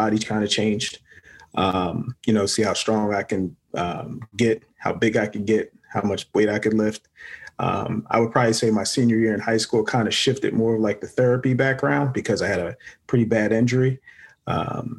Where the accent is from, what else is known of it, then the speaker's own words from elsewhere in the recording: Philadelphia, Pennsylvania, United States; born and raised in Philadelphia